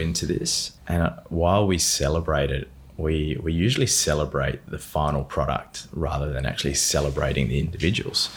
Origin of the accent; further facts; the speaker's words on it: Adelaide, South Australia, Australia; I was born in Adelaide, grew up there on a lot of land just out near McLaren Vale